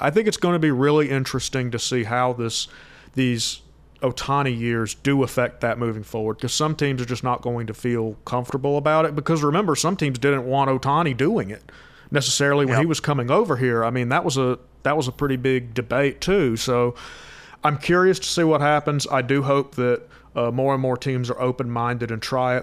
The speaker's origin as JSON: {"language": "English", "region": "Georgia", "country": "United States", "tie": "born or raised there", "said": "I was born in 1993, so growing up in Georgia"}